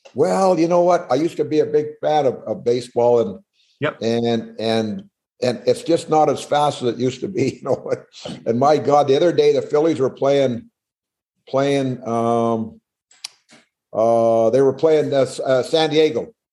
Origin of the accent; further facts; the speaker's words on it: Smithers, British Columbia, Canada; I grew up in Smithers, up northern British Columbia